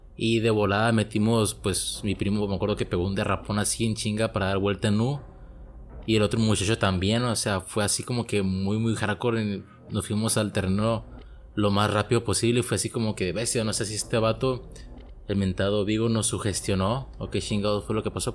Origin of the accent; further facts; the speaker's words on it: Mexico; soy de México